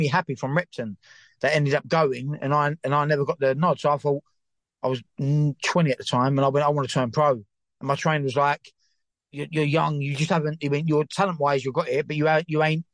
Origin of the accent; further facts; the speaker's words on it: London, United Kingdom; I used to live across the road from it, so in the Bucker Flats there, and that's where I grew up. And I was born in Forest Gate